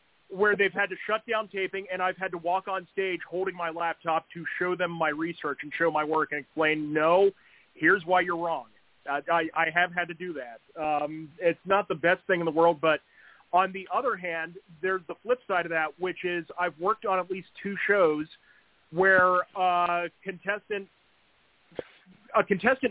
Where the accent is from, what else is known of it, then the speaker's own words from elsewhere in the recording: West Virginia, United States; I was born and raised in West Virginia.